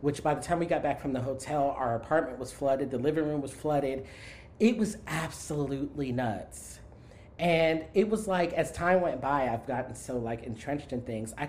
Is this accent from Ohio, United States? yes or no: no; South Florida, United States; also born or lived in New York City; now in Houston, United States; I grew up in South Florida where we had hurricanes